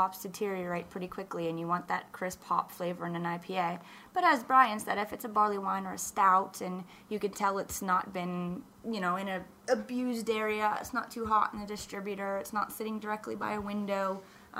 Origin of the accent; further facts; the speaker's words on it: Pittsburgh, Pennsylvania, United States; I'm from Pittsburgh and I grew up in the North Hills